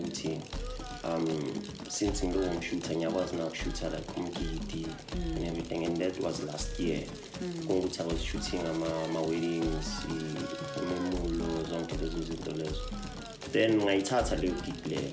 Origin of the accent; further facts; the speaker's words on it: Johannesburg, Gauteng, South Africa; also born or lived in Phiri, Soweto; I was born like a snake park, then I went to ePhiri